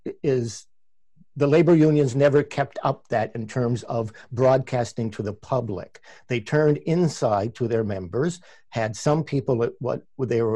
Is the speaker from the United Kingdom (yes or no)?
no; Canada; accent: Canadian; my Canadian accent